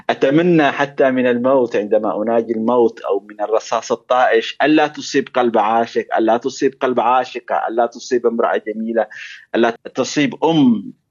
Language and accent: Arabic; Yemen; moved away; وانا كيمني صحيح ان اخر مره زرت اليمن كان 2009 ولكن اليمن حاضر في ذهني واليمن يعني اعيش اليمن